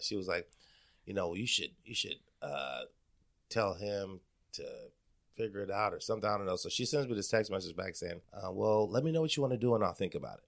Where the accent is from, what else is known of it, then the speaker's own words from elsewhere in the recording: Portland, Oregon, United States; also born or lived in Wisconsin; I, grew up in Northeast Portland